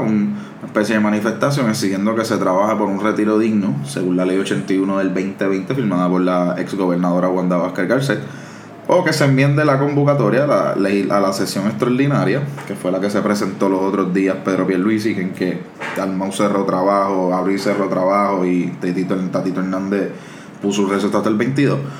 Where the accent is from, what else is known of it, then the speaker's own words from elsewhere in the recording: Cataño, Puerto Rico; yo soy de Cataño